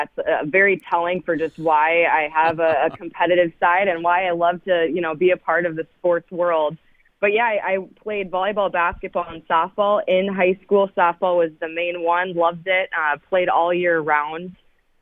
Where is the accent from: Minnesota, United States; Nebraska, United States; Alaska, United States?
Minnesota, United States; Delano; also born or lived in St. Cloud, Minnesota; I grew up in Delano, Minnesota